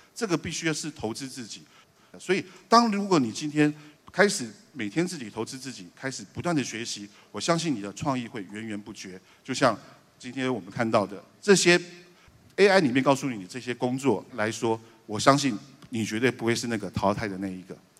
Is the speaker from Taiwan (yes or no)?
yes; Taiwan; moved away as an adult; also born or lived in China; 我们台湾人